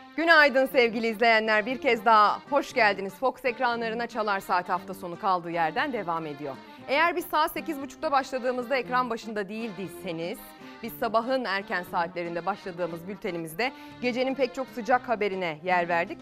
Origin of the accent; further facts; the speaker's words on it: İzmir, Turkey; Ben de İzmir'in ilçesinde büyüdüm